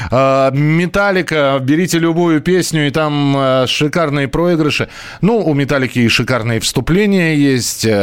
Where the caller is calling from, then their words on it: Saratov, Saratov Oblast, Russia; А, здравствуйте … я из Саратова.